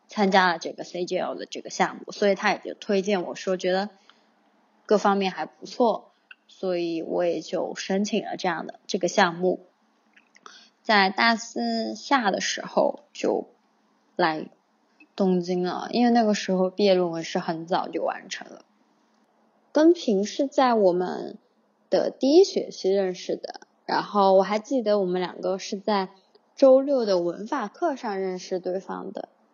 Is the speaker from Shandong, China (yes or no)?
no; Sichuan, China; moved away as an adult; now in Shanghai, China; 我的家乡在四川，因为我的城市是蛮小的，一个十八线不知名的小城市